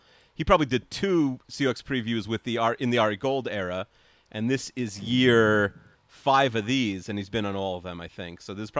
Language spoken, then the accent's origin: English; New York, United States; growing up in New York